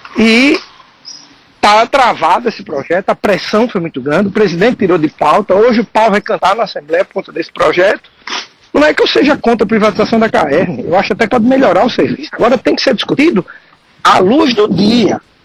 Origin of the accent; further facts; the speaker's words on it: Northeast Region, Brazil; como nordestino, em especial nordestino do interior